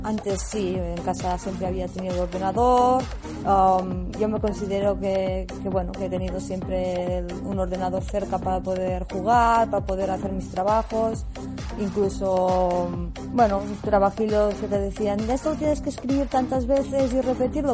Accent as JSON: {"language": "Spanish", "town": "Olot", "region": "Catalonia", "country": "Spain", "tie": "born or raised there", "moved": "as an adult", "lives_now": "Barcelona, Spain", "said": "un proyecto que había en, mi pueblo que era Olot Wireless."}